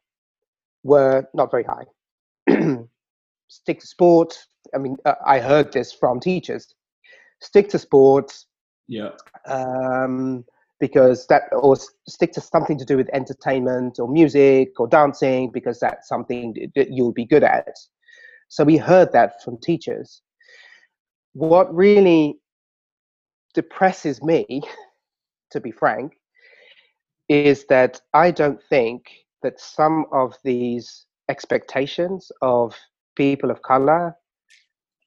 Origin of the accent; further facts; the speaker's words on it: London, United Kingdom; I grew up in Southeast London, Lewisham.